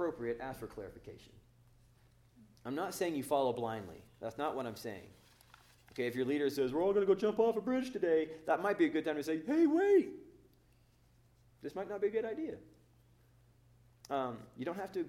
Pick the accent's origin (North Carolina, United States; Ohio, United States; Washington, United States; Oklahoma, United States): Oklahoma, United States; now in Northern California, United States; I'm from Oklahoma